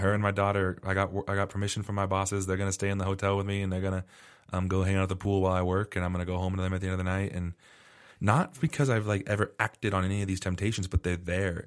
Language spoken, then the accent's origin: English; Arizona, United States; moved away; I grew up in Arizona